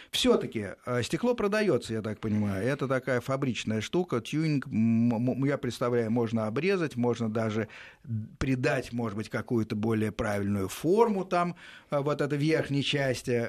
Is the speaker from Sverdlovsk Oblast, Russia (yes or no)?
no; Domodedovo, Moscow Oblast, Russia; Так, я с Домодедова.